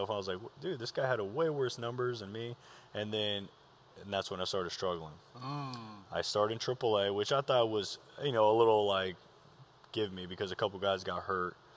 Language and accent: English; Moreno Valley, California, United States; so I grew up in Moreno Valley. Well, we bounced around a lot, but most of my uh, adolescent years was in Moreno Valley, California.